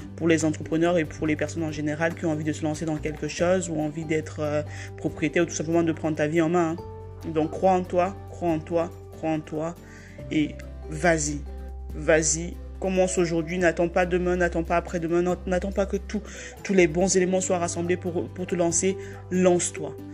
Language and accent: French; Cameroon; now in France; je suis née au Cameroun